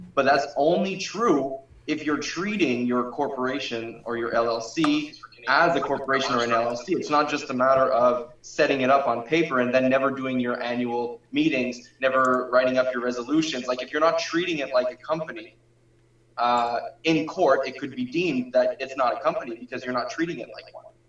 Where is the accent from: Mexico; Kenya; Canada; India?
Canada; especially as a Canadian